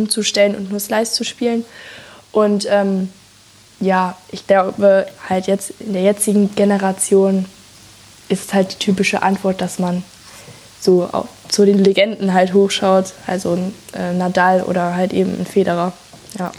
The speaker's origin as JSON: {"language": "German", "region": "North Rhine-Westphalia", "country": "Germany"}